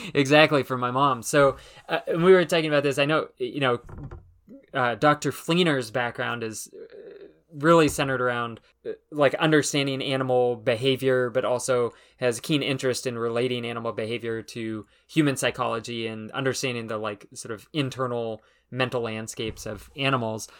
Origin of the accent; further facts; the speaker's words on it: Southern California, United States; I grew up in Southern California